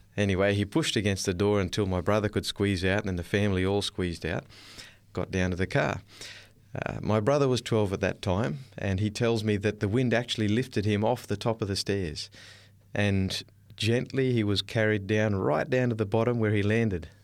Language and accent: English; Darwin, Northern Territory, Australia; I was born in Darwin, up in the north coast of Australia